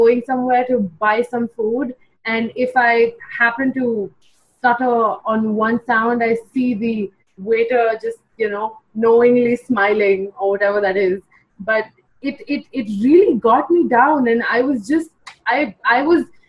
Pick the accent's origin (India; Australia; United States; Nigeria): India; also born or lived in Mumbai, India; I'm from India